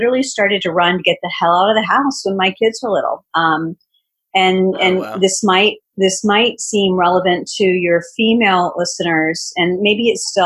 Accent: Richmond, Virginia, United States; my hometown of Richmond, Virginia.

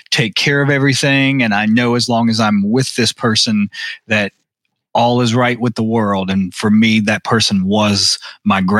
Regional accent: Arkansas, United States; also born or lived in Texas / Tennessee / Mississippi / Louisiana; I was born in Arkansas, but I grew up all throughout the South: uh, Arkansas, Texas, Tennessee, Mississippi, Louisiana.

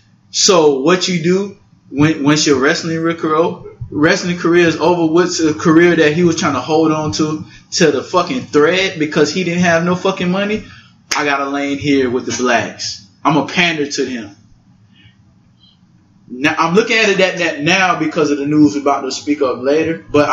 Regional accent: Louisiana, United States; Like, okay, I'm from Louisiana.

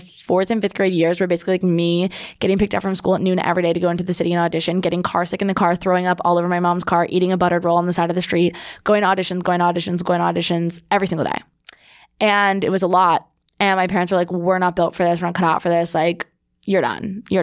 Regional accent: Monmouth County, New Jersey, United States; moved away as an adult; also born or lived in New York City; I grew up in Monmouth County, New Jersey

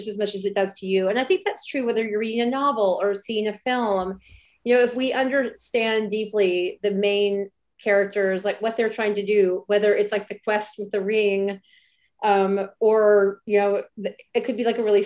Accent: Alabama, United States; now in Brooklyn, United States; I grew up in a really small town in Alabama

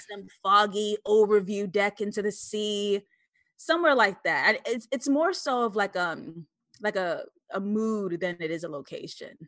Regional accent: New York City, New York, United States; also born or lived in Harlem / Brooklyn; I grew up in East Elmhurst, Queens, New York.

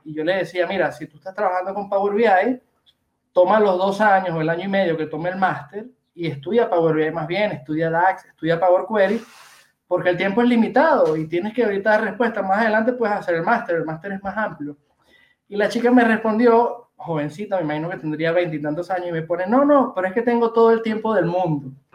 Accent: Venezuela; moved away as an adult; also born or lived in Argentina; now in Barcelona, Spain; soy venezolano

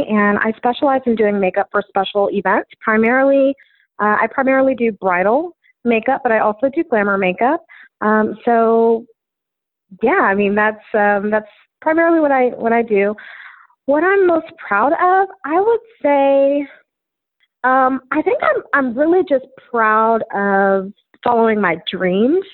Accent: Austin, Texas, United States; also born or lived in Dallas; I was born and raised in Austin

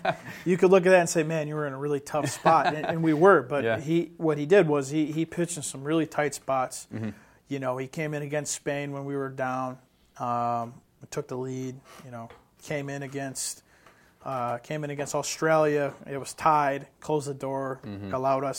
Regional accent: Northeast, United States; he's another kid, you know, a Northeastern kid, and you know, I'm from the Northeast, so I take a liking to him.

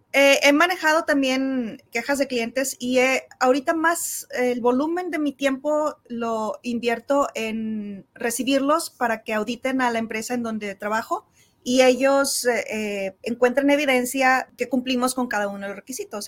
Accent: Santiago, Nuevo León, Mexico; yo soy de Villa de Santiago, que está como a 30 um, kilómetros al sur de Monterrey

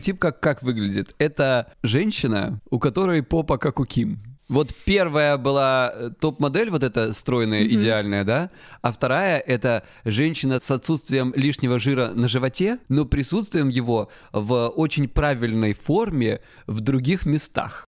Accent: Krasnodar Krai, Russia; я с Кубани

